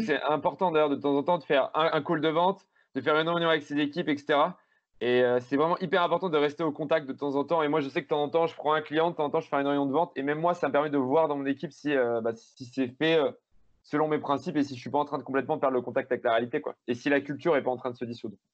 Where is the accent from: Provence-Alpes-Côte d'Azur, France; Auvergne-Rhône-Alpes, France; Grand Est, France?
Auvergne-Rhône-Alpes, France; Grenoble